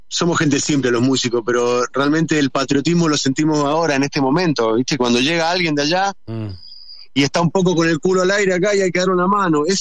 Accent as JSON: {"language": "Spanish", "country": "Argentina", "said": "Y eso me pone muy contento porque en Argentina no es así. Entonces, eh, así como, como, como metálico argentino, digo que bueno, loco, porque al final … y esa gente hicieron escuela acá."}